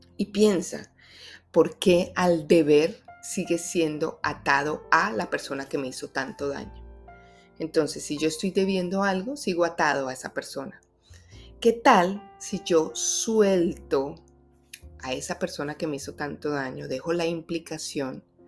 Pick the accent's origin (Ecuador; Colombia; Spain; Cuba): Colombia; Bogotá; moved away; honro mi tierra, mi ciudad Bogotá